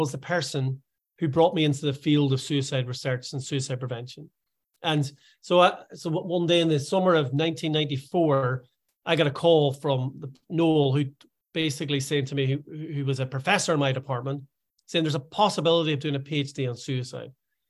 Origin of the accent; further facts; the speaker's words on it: Ireland; now in Scotland, United Kingdom; because although I live in Scotland, I am Irish.